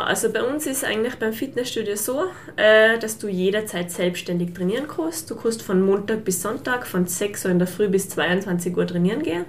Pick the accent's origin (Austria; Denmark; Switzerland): Austria; St. Jakob in Haus, Tyrol; also born or lived in Fieberbrunn; ich komme aus St. Jakob eben, bin 27 Jahre alt und bin baldige Fieberbrunnerin. also jetzt noch waschechte Hauserin